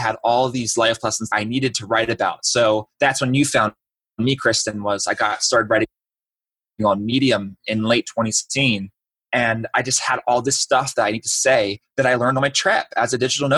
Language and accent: English; Baltimore, Maryland, United States; moved away as an adult; also born or lived in Orlando; I'm from Baltimore originally.